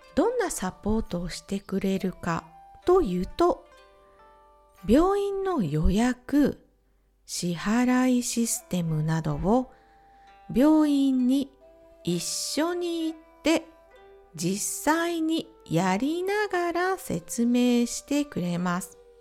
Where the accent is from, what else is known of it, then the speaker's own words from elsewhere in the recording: Ehime, Japan; now in Czech Republic; 地元愛媛